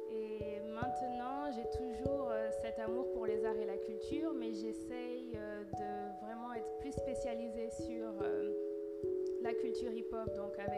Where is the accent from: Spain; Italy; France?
France; moved away as an adult; je suis venue directement de France ici en 2013 pour euh, faire un stage et en fait, je ne suis jamais partie.